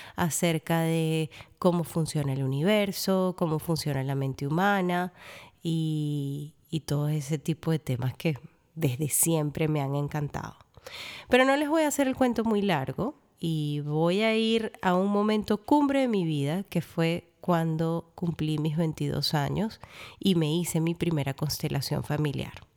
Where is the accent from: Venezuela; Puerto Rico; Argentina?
Venezuela; moved away; llego a Venezuela, mi tierra natal